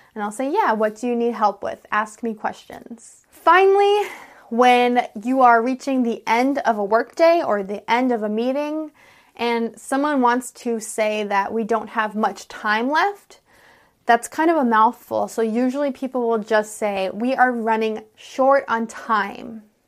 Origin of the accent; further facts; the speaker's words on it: United States; I'm an American English teacher